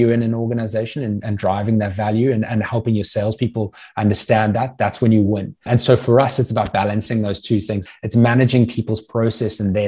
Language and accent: English; South Africa; moved away as an adult; also born or lived in Natal Midlands / Cape Town / United States; now in Sydney, Australia; I grew up in South Africa, went to boarding school in the Natal Midlands